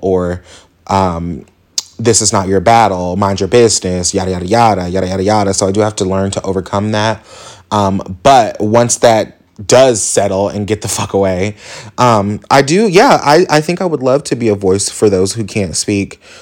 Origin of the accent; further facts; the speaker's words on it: Indianapolis, Indiana, United States; So I am from Indianapolis, Indiana, born and raised.